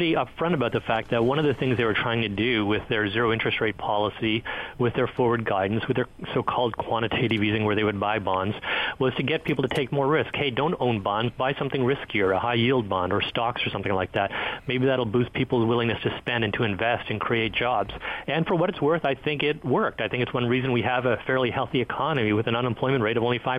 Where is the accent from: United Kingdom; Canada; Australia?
Canada; now in Washington, D.C., United States; as a Canadian